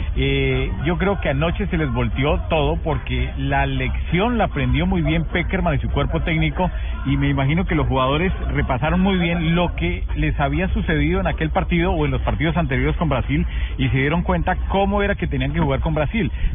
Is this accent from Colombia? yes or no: yes; Colombia; nosotros salimos como colombianos